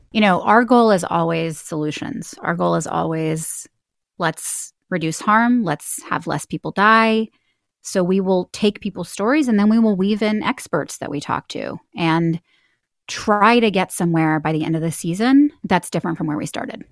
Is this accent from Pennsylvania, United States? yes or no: no; Houston, Texas, United States; moved away; I grew up in Houston, Texas